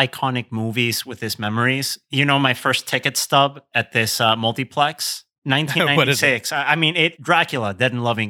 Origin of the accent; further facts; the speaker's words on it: Querétaro, Mexico; I'm fortunate that the formative cinema experience that I have is still around in my hometown of Querétaro in Mexico, but it's under a different name.